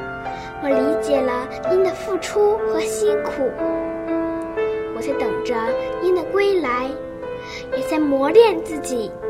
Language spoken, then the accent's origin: Chinese; Dalian, Liaoning, China; 我来自辽宁省大连市开发区红梅小学三年二班。